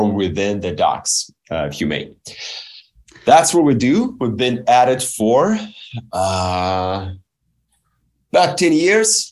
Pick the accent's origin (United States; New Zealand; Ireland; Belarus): Belarus; I was born and raised in Belarus, which many consider a third world country